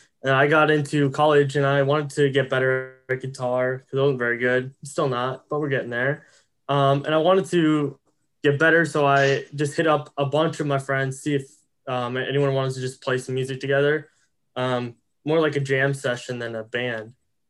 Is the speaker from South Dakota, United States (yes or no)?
no; Des Moines, Iowa, United States; I play rhythm guitar. I'm from Des Moines.